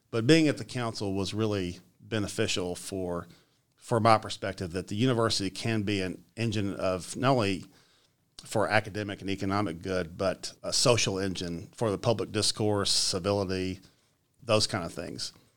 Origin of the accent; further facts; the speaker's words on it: Richmond, Kentucky, United States; I grew up right here in Richmond